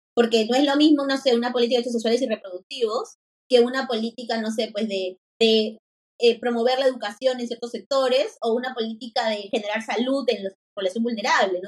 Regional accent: Lima, Peru; yo soy de Lima

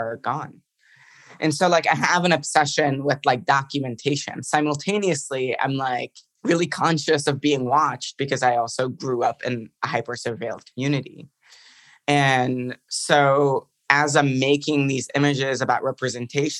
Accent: Dearborn, Michigan, United States; also born or lived in Beirut, Lebanon / Detroit, United States; I moved to Michigan when I was 9, and I was born and raised in Beirut, Lebanon

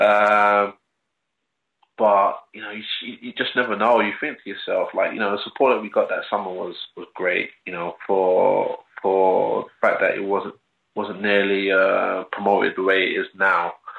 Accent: London, United Kingdom; also born or lived in Stoke Newington, Hackney; growing up in London

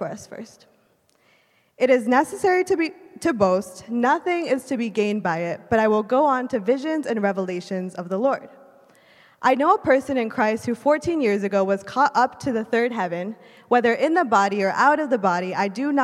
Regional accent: Wisconsin, United States; moved away as an adult; also born or lived in Illinois; I was born and raised in Wisconsin

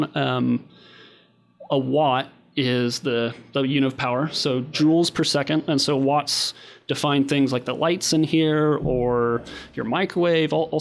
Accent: Kansas, United States

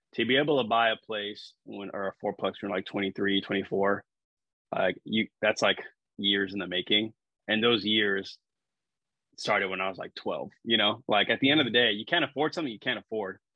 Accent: San Antonio, Texas, United States; now in Corpus Christi, United States; I grew up in San Antonio, Texas

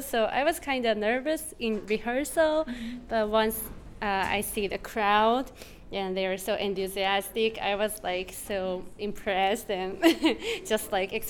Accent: Japan; English is a second language; moved away as an adult; now in United States; I was born and raised in Japan.

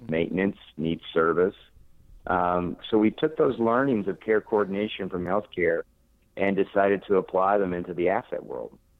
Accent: Pauls Valley, Oklahoma, United States; moved away as an adult; also born or lived in Norman, Oklahoma / Texas / New York / Washington D.C.; now in Florida, United States; I grew up in the in the Midwest, uh, okay. Uh, small town in, in Oklahoma, uh, in the United States, called Paul's Valley, uh, Oklahoma

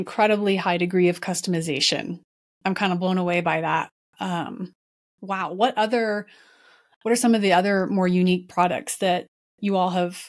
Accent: Dallas, Texas, United States; I'm from Dallas

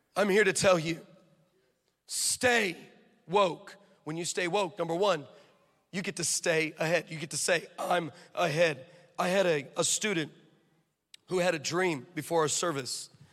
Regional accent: California, United States; I'm from California.

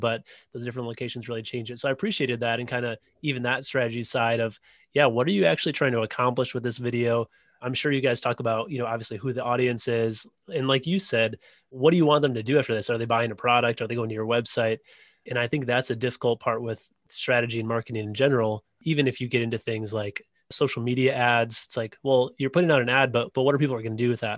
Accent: Wisconsin, United States; now in Illinois, United States; I live in Illinois now, but uh, Wisconsin is my home state.

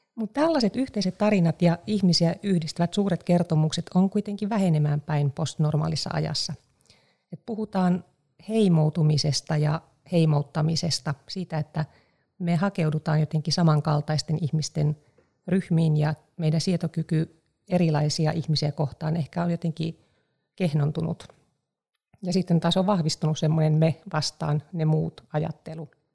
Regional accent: Eastern Finland, Finland; mä olen paljasjalkainen itäsuomalainen

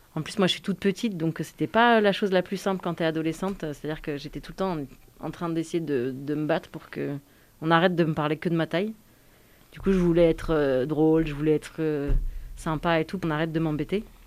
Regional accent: Yvelines, Île-de-France, France; moved away as an adult; also born or lived in Suresnes; je suis née à Suresnes, qui est dans le 92, dans l'île de France

